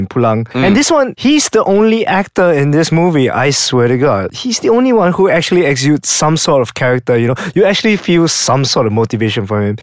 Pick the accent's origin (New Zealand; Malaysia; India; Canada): Malaysia; we're all Malaysian